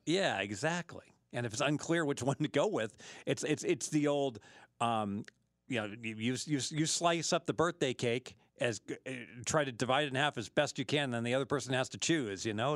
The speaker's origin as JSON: {"language": "English", "town": "Dayton", "region": "Ohio", "country": "United States", "tie": "born or raised there", "moved": "yes", "lives_now": "Las Vegas, United States", "said": "I grew up in Dayton, Ohio"}